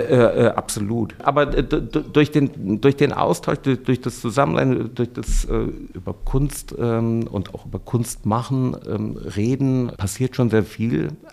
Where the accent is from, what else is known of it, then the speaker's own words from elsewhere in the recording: Cologne, North Rhine-Westphalia, Germany; als geborener Kölner